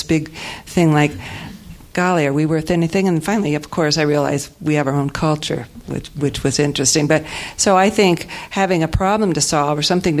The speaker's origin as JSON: {"language": "English", "town": "Las Vegas", "region": "Nevada", "country": "United States", "tie": "born or raised there", "said": "growing up Mormon in Las Vegas and wanting to be a showgirl."}